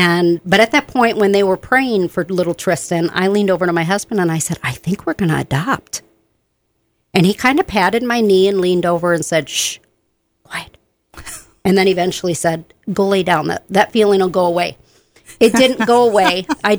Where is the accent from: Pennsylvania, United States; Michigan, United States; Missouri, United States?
Michigan, United States; Benton Harbor; also born or lived in Southern Illinois; now in Bemidji, United States; but I'm from Michigan, Benton Harbor, St. Joe, Michigan, and I was an Air Force brat as well, so I lived in Southern Illinois for a while.